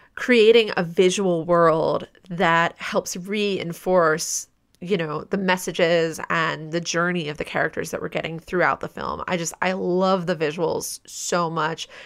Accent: United States; As an American viewer

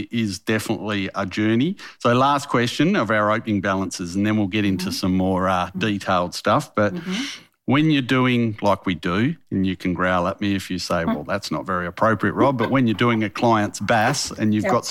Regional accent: Western Australia, Australia; I'm from Western Australia

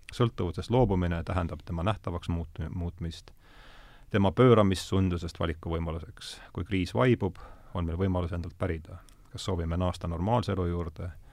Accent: Rakvere, Lääne-Viru County, Estonia; ma olen Rakveres pärit

